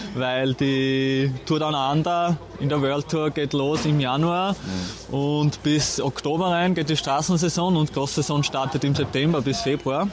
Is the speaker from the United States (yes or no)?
no; Austria; bei uns in Österreich